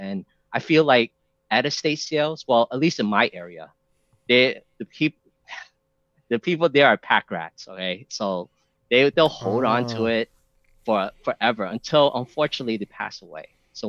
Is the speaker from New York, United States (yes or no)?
yes; New York City, New York, United States; I'm from New York, so New York has good cheesecake.